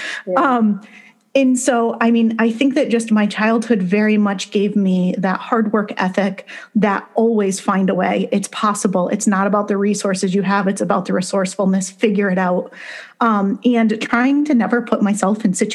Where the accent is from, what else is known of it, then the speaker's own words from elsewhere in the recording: Connecticut, United States; I grew up in Connecticut